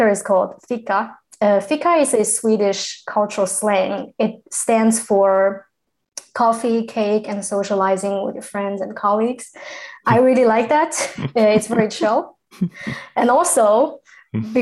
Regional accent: China; first language Chinese; English is a second language; now in United Kingdom; I am from China. I am currently located in the UK

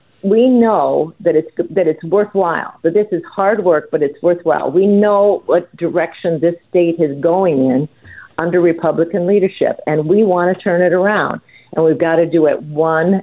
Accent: Northern Iowa, United States; when I was a kid growing up in Northern Iowa with a big family

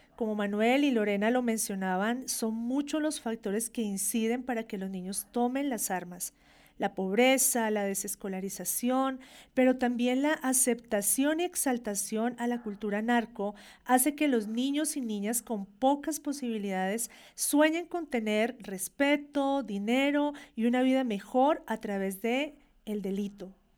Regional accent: Colombia; Nosotros como colombianos

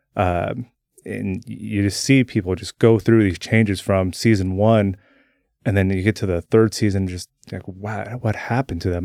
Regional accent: Salem, Oregon, United States; also born or lived in Turner; I was born here in Salem. Uh, I've lived here my entire life, uh, just outside of Salem in Turner

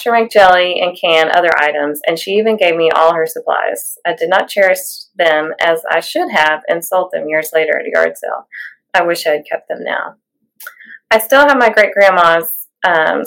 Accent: Tennessee, United States; now in Louisville, United States; I grew up in Tennessee

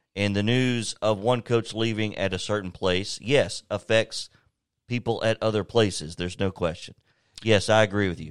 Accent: Lawrenceburg, Tennessee, United States; moved away as an adult; I'm from Lawrenceburg, born and raised, went to school there

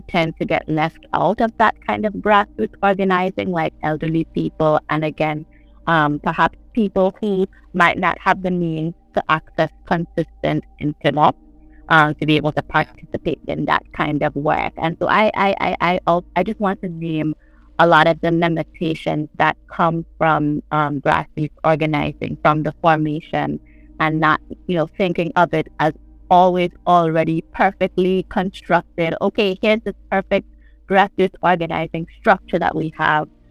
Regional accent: St. John's, Saint John, Antigua & Barbuda

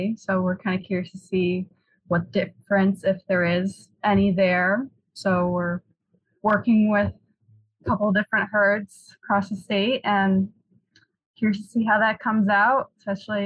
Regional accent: Northern New York, United States; moved away as an adult; now in Minnesota, United States; So I'm from Northern New York originally.

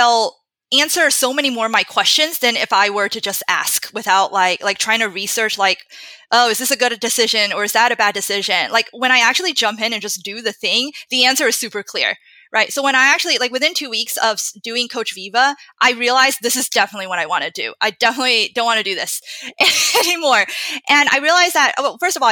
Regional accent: United States; growing up in Western culture

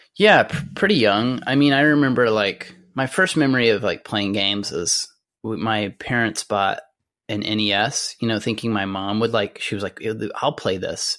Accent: Amarillo, Texas, United States; I grew up in Amarillo, Texas, which is in the Texas Panhandle.

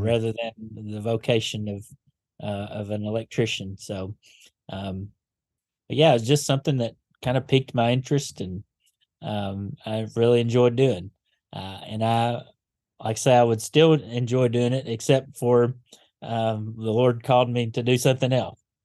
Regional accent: Paducah, Kentucky, United States; moved away as an adult; now in Gadsden, United States; Born and raised in Paducah, um, just outside of it anyway

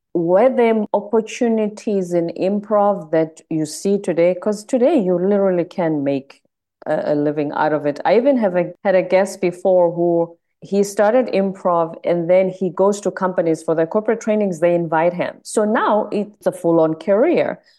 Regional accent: South Africa; now in United States; I'm South African in America.

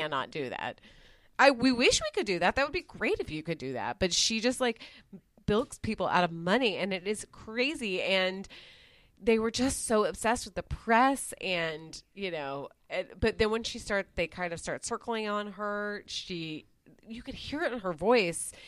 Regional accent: Dallas, Texas, United States; where I grew up in Dallas is, like, more in Dal-, like, it's very close to downtown.

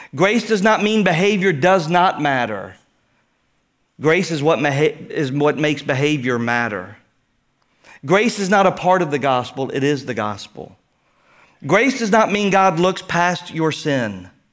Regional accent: Houston, Texas, United States; growing up in Houston

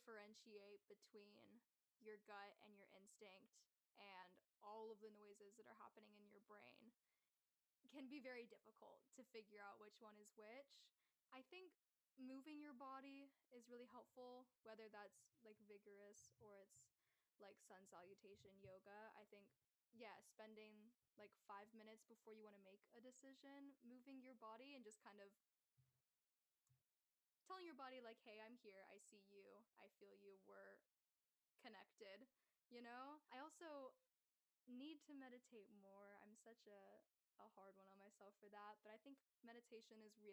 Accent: near Atlanta, Georgia, United States; also born or lived in Athens, Georgia; growing up near Atlanta was really sweet

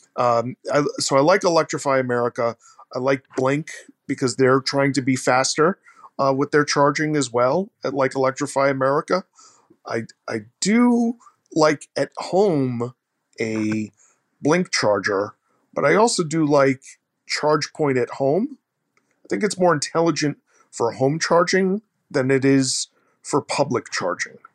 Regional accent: Mount Vernon, New York, United States; I'm from Mount Vernon, New York

